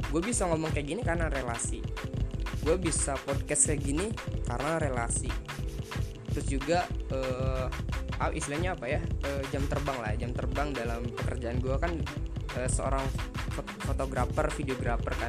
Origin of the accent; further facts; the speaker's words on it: Bogor, West Java, Indonesia; also born or lived in Tegal; asal dari Bogor, tapi lahir di Tegal, Jawa Tengah. Jadi kalau bahasa gua ngalor ngidul, maaf ya guys ya.